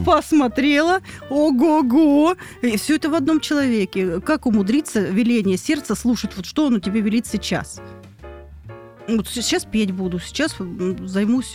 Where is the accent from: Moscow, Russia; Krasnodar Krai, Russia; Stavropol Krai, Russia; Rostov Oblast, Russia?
Rostov Oblast, Russia; Я из Ростовской области